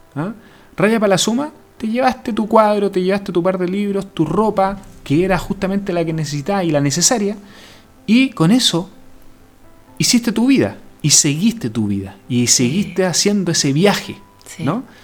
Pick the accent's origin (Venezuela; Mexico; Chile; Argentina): Chile; nosotros como chilenos, estamos en una región bien alejada del mundo